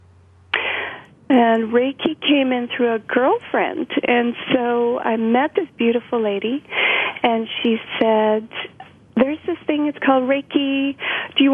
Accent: British Columbia, Canada; also born or lived in Big Island of Hawaii, United States; I grew up pretty much in every little wild nook and cranny of British Columbia, as well as the Big Island of Hawaii.

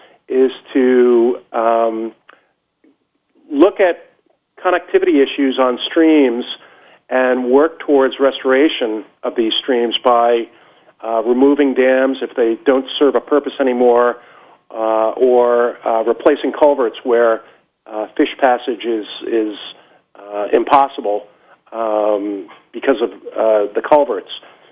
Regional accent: Cape Cod, Massachusetts, United States; now in Salisbury, United States; I'm 52 years old, and I grew up down on the Cape.

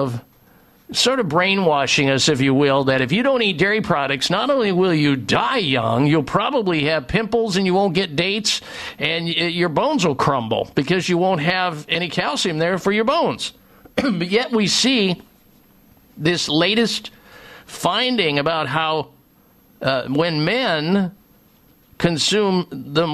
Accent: Midwest, United States; I grew up in the Midwest

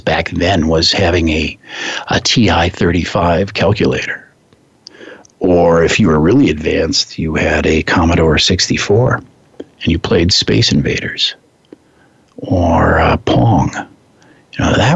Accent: Midwest, United States; I grew up in the Midwest, and firearms were part of the landscape there

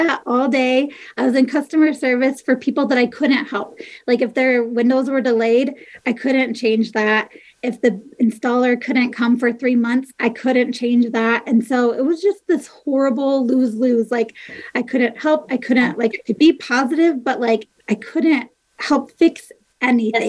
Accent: Michigan, United States; moved away as an adult; also born or lived in Nebraska / Iowa; now in Ogden, United States; We, we, grew up in Michigan.

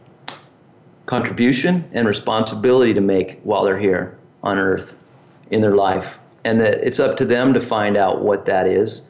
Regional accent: Southern California, United States; growing up in Southern California

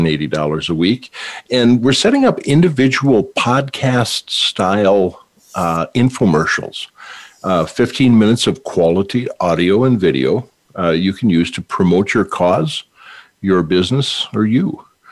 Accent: North Dakota, United States; moved away; I hail from the Peace Garden State. So, yay, North Dakota. my old hometown there.

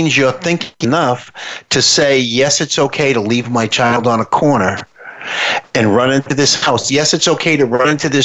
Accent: United States; we're from the United States

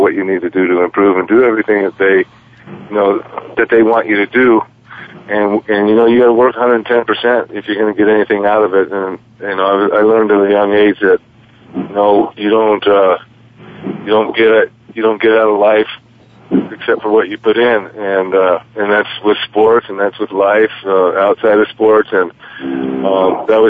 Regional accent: San Diego, California, United States; moved away as an adult; also born or lived in Brazil; now in Laramie, United States; I came from San Diego via junior college and got up here to Laramie

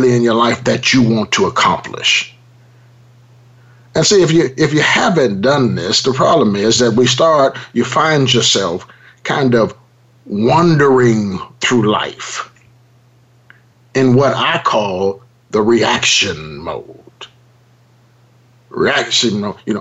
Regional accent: Los Angeles, California, United States; I grew up in South Central Los Angeles

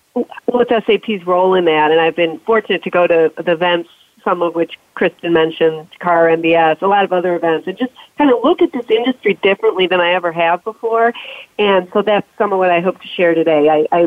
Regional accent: Detroit, Michigan, United States; I was born and raised in Detroit

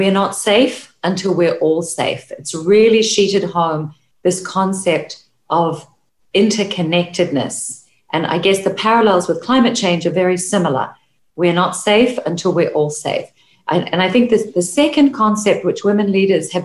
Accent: New Zealand; I'm from New Zealand

